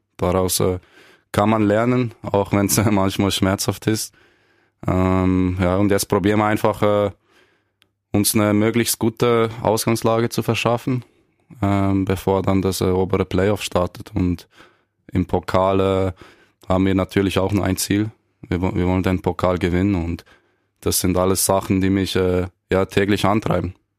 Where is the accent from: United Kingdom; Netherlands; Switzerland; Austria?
Switzerland; accent: mix of Bernese and Basel German; Ich bin, bin in der Schweiz geboren